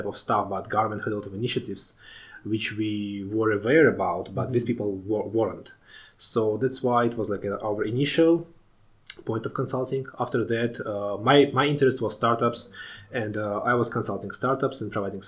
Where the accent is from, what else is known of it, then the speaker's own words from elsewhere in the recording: Tashkent, Uzbekistan; moved away as an adult; I was born in Tashkent in Uzbekistan, the capital of Uzbekistan.